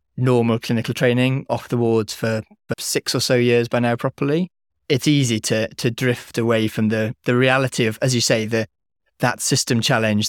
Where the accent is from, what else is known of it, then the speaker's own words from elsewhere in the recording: Wales, United Kingdom; moved away as an adult; come back to Wales, set up a company in Wales. You know, I'm Welsh speaking.